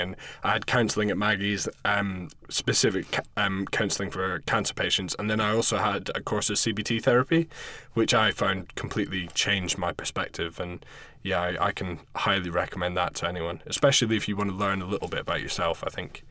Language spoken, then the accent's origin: English; Scotland, United Kingdom; moved away as an adult; also born or lived in London; I'm from Scotland originally, but I was working in London running a bar